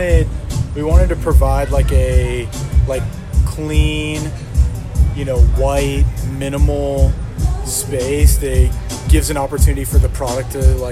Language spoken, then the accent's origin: English; Chicago, Illinois, United States; moved away; I grew up in Chicago in the Jordan era.